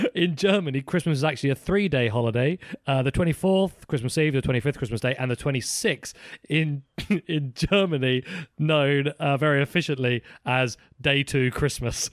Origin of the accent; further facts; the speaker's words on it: United Kingdom; I'm British